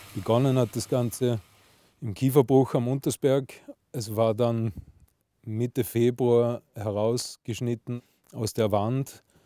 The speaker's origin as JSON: {"language": "German", "region": "Salzburg", "country": "Austria", "tie": "born or raised there", "said": "als gebürtiger Salzburger"}